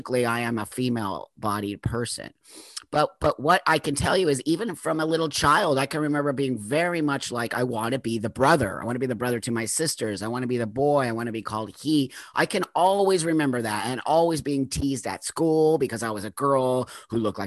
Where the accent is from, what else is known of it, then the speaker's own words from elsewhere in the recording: Los Angeles, California, United States; I grew up in the San Fernando Valley in Southern California